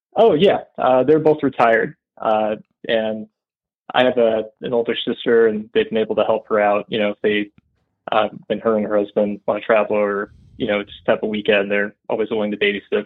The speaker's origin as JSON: {"language": "English", "town": "Bozeman", "region": "Montana", "country": "United States", "tie": "born or raised there", "moved": "as an adult", "lives_now": "Waco, United States", "said": "I enjoyed growing up in Montana"}